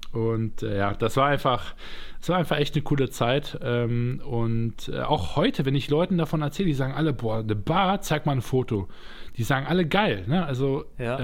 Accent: Düsseldorf, North Rhine-Westphalia, Germany; ich bin Düsseldorfer jung im Grunde genommen oder komme von einem Vorort aus Düsseldorf, aber äh, bin dort zumindest zur Schule gegangen

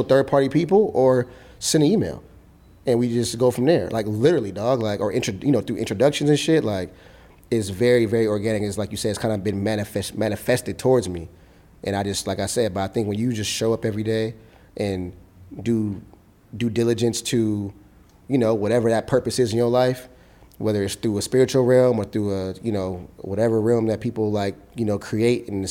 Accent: Los Angeles, California, United States; this is where I'm from South Central

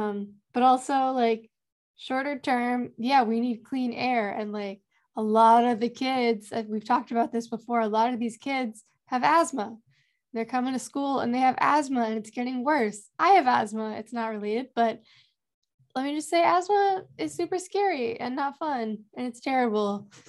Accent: Louisiana, United States; I am from Louisiana

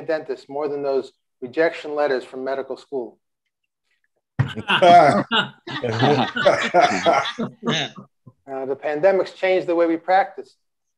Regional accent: Long Island, New York, United States; I'm from Long Island

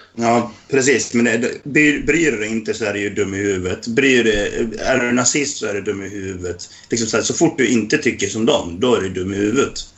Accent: Dalarna County, Sweden; jag är dalkarl, för att jag är från norra Dalarna.

